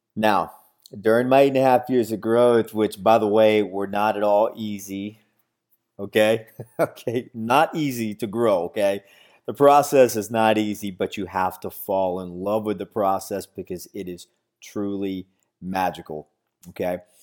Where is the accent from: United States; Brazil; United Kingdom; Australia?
United States; San Antonio, Texas; now in Florida, United States; I'm originally from San Antonio, Texas, but currently living in Florida.